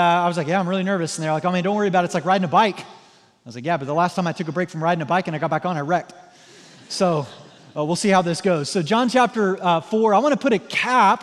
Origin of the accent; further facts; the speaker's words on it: Southwest Missouri, United States; moved away as an adult; now in Indiana, United States; I'm like from Southwest Missouri